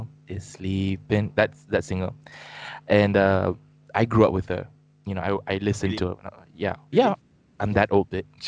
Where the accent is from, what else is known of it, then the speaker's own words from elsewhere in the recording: United States; now in Malaysia; when I was growing up in the States